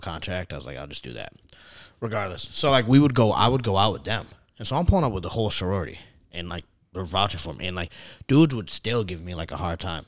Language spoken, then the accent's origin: English; New York, United States; I'm from New York